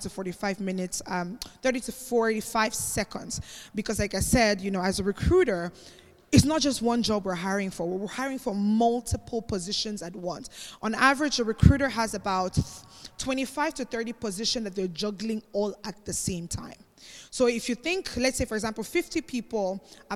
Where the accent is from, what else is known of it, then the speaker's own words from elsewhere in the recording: Cameroon; also born or lived in Spain; So I'm actually not Nigerian. Many people think I'm Nigerian, but I'm actually Cameroonian.